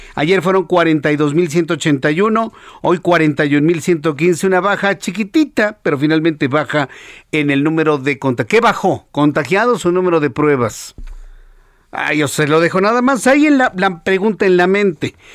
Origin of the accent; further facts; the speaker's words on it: Mexico; Así decimos en México